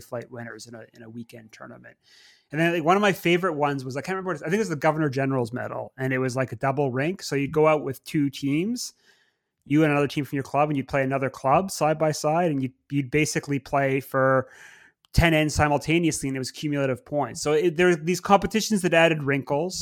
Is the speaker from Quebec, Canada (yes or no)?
yes; Montreal, Quebec, Canada; growing up in Montreal back in the 90s